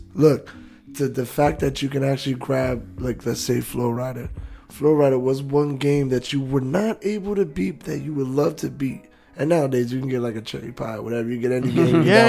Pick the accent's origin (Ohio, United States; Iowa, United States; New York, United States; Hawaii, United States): New York, United States; New York City; accent: New York; now in Florida, United States; I was already living in Florida for years and everything, so instantly my New York accent came out